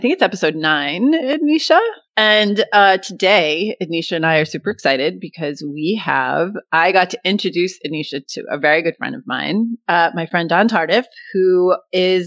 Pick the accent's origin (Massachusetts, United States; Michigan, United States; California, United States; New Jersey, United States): Massachusetts, United States; Beverly; moved away; my hometown, shout out to Beverly, Massachusetts